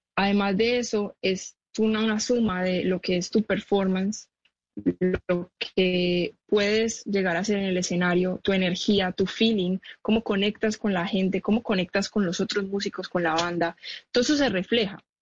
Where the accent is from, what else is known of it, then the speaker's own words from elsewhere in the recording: Medellín, Antioquia, Colombia; yo soy de Medellín y es mi casa, es mi, hogar, de ahí crecí todo